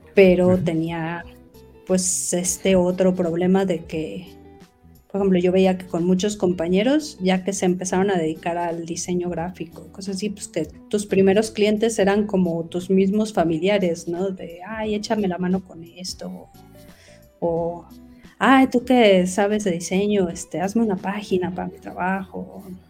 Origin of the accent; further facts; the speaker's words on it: Mexico City, Mexico; yo soy de la Ciudad de México